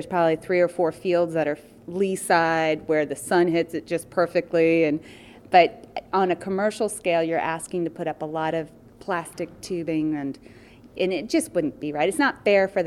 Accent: East Coast of the U.S., United States; moved away as an adult; also born or lived in Colorado; now in Isle of Man; I'm from the U.S. originally. I grew up on the East Coast, but we moved here 6 years ago from Colorado

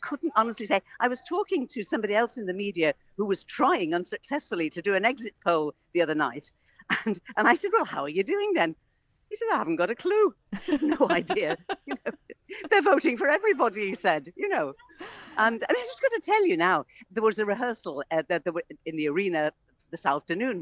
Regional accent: Isle of Man; I'm from the Isle of Man. I'm so proud of being from the Isle of Man

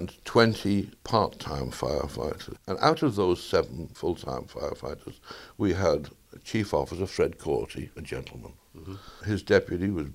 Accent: Isle of Man; also born or lived in Liverpool, England; I've lived here for 73 years

